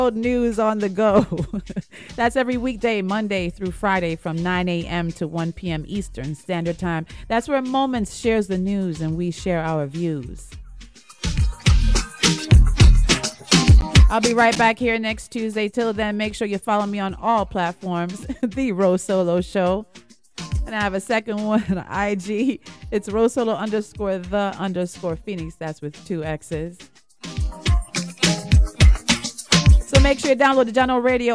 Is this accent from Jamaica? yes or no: yes; Jamaica; moved away; also born or lived in United States / Trinidad (father's origin); I was born in the United States of America. I grew up in Jamaica